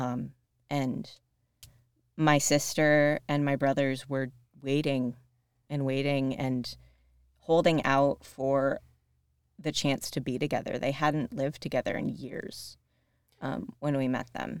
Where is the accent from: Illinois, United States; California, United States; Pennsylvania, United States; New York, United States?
New York, United States; Rochester, Buffalo area; moved away as an adult; also born or lived in Princeton, New Jersey; I'm from the Rochester, Buffalo area